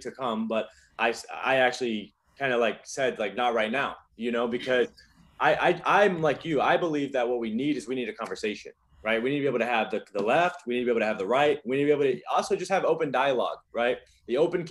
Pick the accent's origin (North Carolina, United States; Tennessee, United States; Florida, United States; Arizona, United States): North Carolina, United States; also born or lived in Los Angeles / China; now in Miami, United States; I'm from North Carolina, but I've lived in LA. Now I live in Miami.